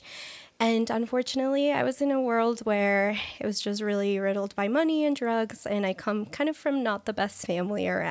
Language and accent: English; Colombia; now in United States; I was born in Colombia